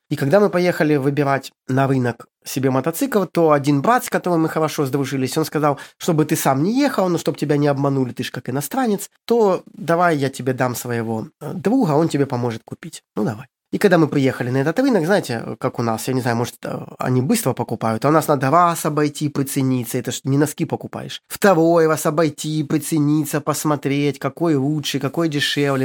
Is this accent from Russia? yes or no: no; Ukraine; moved away as an adult; also born or lived in Syria / Egypt; now in Cambodia; сам я с Украины